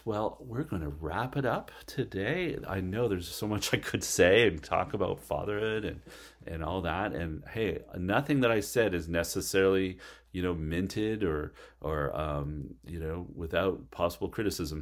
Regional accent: Canada; moved away as an adult; also born or lived in Alpharetta, Georgia; I was from Canada

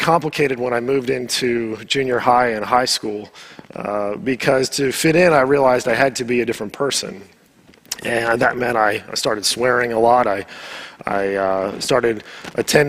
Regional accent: Southern California, United States; moved away; I was born in the U.S. I grew up in Southern California

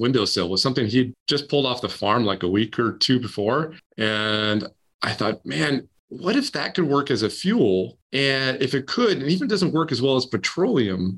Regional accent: Maine, United States; I grew up in Maine, where you can see the universe

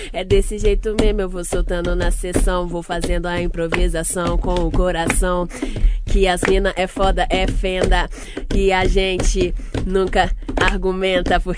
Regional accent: Santa Luzia, Minas Gerais, Brazil; eu sou de Santa Luzia, é, região metropolitana.

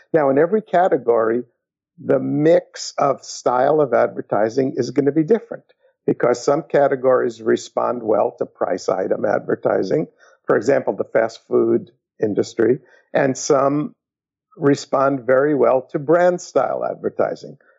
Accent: New York City, New York, United States; I was brought up in New York City

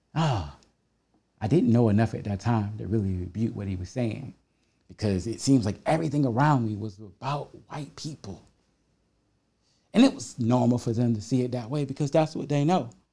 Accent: South Carolina, United States; When I was a young boy growing up in the South

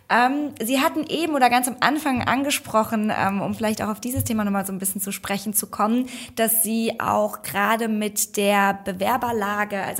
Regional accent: Frankfurt, Hesse, Germany; Ich komme nämlich mehr aus dem Süden. Ich komme aus Frankfurt. Äh, da haben wir andere Traditionen.

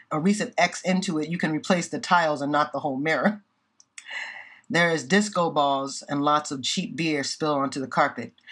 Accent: Indiana, United States; now in Boston, United States; I'm from Indiana

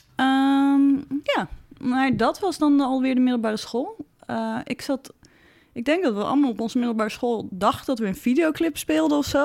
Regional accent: Zaandam, North Holland, Netherlands; Ik kom uit Zandam, best een close community.

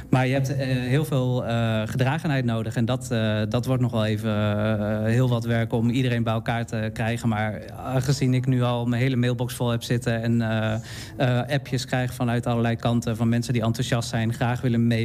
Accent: Utrecht, Netherlands; moved away as an adult; now in Enschede, Netherlands

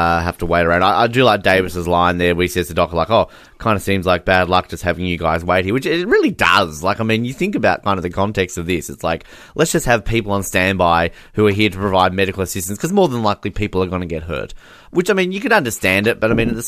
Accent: Australia; as an Australian

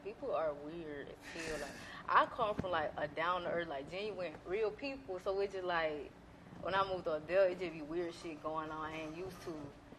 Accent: Thomaston, Georgia, United States; now in Atlanta, United States; Well, I grew up in Thomaston, Georgia. I grew up in Thomaston, Georgia. The country.

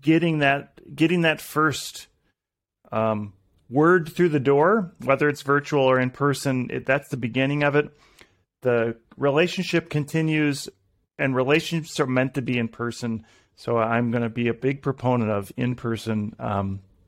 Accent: Minnesota, United States; also born or lived in Montana; I was born in Montana, moved to Minnesota when I was younger

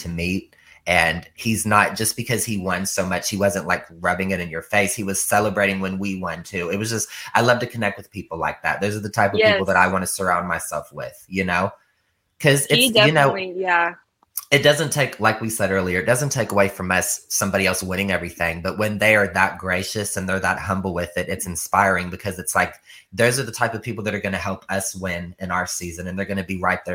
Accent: Ohio, United States; I'm from Ohio

